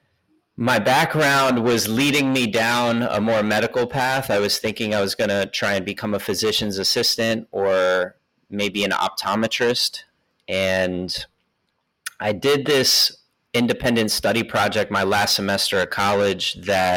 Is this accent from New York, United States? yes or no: yes; New York, United States; moved away as an adult; also born or lived in Philadelphia / Bay Area; now in Oakland, United States; I'm from New York, moved out to the Bay Area for chiropractic school